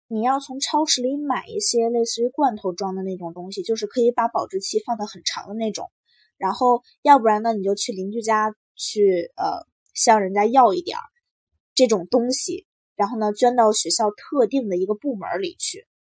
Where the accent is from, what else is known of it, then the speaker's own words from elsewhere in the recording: China; now in United States; 作为一个中国人